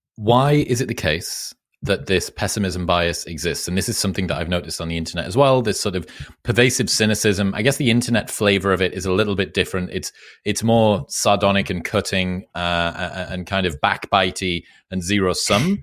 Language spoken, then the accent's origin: English; United Kingdom; accent: British